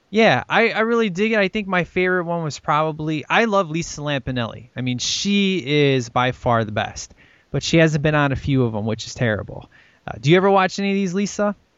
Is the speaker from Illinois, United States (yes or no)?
yes; Chicago, Illinois, United States; this is in Chicago, man. This is my hometown